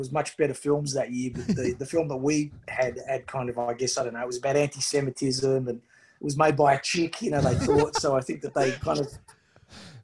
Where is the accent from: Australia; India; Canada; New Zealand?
Australia; Sydney, New South Wales; Inner city Sydney